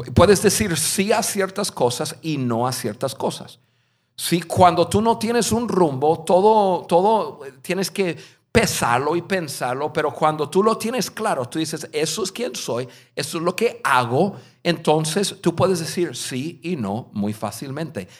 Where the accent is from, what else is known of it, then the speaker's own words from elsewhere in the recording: United States; Spanish is a second language; moved away as an adult; also born or lived in Mexico; Yo soy un gringo, nacido en un estado al norte de Estados Unidos, donde no conocí ningún latino en mi vida, hasta los, hasta los 19 años